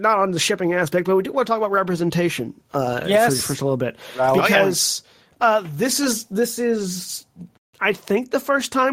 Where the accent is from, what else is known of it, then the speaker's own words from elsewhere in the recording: the South, United States; growing up in the South and having Southern grandmothers